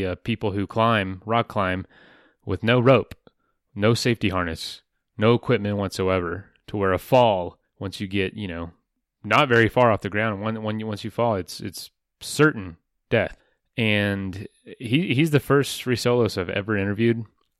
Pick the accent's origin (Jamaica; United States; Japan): United States; Florida; it just wasn't around me when I was growing up in Florida